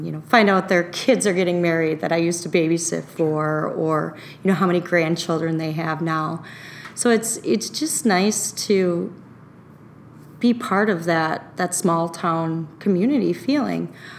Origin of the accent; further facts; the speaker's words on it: Oconomowoc, Wisconsin, United States; Well, it's grown quite a bit since I was a child. But it's still, even though it's broadened its borders and there are more people living